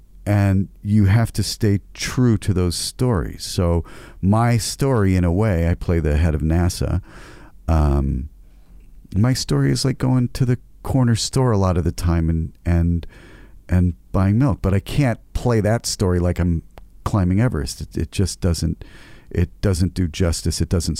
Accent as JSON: {"language": "English", "country": "United States", "moved": "yes", "lives_now": "Canada", "said": "very fortunate in my career, having come from the United States and been able to play really fantastic roles. As Canadian actors, sometimes we don't get a chance."}